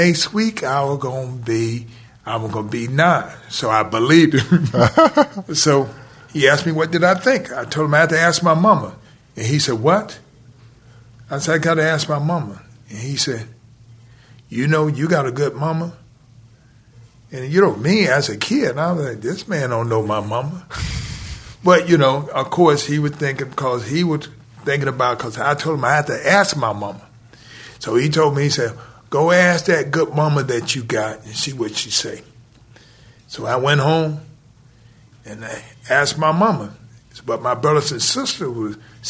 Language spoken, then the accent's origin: English; Atlanta, Georgia, United States; I grew up in Atlanta.